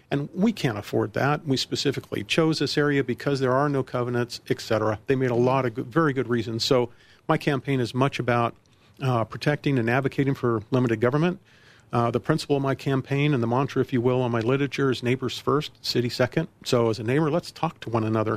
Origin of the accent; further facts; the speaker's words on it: Colorado Springs, Colorado, United States; also born or lived in Virginia; now in Centennial, United States; Colorado Springs, my hometown. I was born and raised there